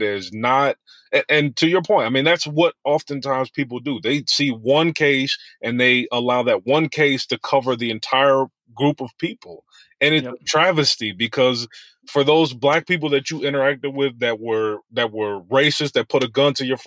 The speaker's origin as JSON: {"language": "English", "area": "Westchester", "region": "New York", "country": "United States", "tie": "born or raised there", "said": "I grew up in Westchester"}